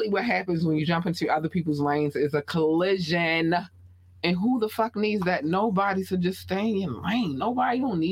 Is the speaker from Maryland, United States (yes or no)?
yes; Baltimore, Maryland, United States; accent: Baltimore; my Baltimore accent